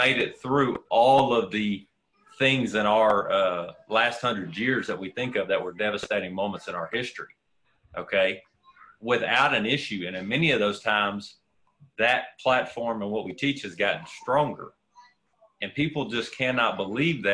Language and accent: English; Texas, United States; as a Texan